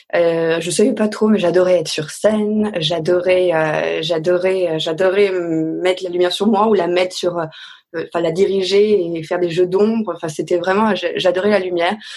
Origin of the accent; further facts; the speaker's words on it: Caluire-et-Cuire, Auvergne-Rhône-Alpes, France; also born or lived in Bourg-de-Péage, Drôme; je suis née dans la Drôme parce que ma maman vient de la Drôme, mais depuis le départ on vivait à Lyon. Donc j'ai grandi dans une petite maison dans la banlieue de Lyon, à Caluire-et-Cuire exactement